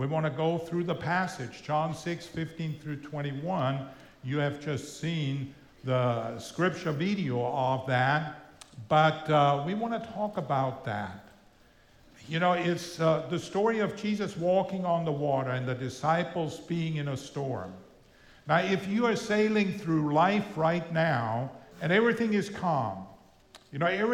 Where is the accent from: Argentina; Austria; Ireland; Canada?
Austria; first language German; English is a second language; also born or lived in El Paso, Texas, United States; now in Florida, United States; I grew up in Austria. I'm from Austria originally